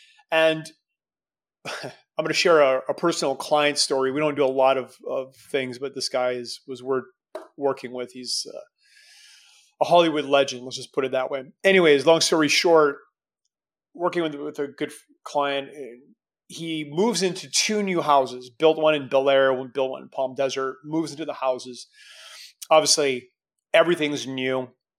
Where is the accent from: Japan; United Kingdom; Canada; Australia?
Canada; as a Canadian kid